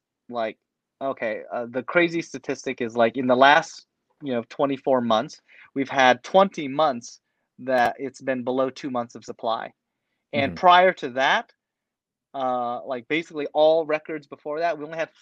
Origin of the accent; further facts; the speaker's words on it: Portland, Oregon, United States; I grew up in Portland my whole life. I was born here.